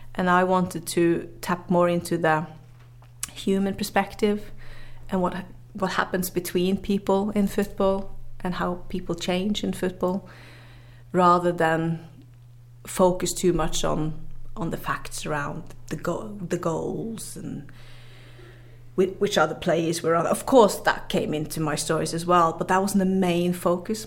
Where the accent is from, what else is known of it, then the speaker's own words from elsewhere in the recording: Northern Norway, Norway; English is a second language; I grew up in the very north of Norway, up in the Arctics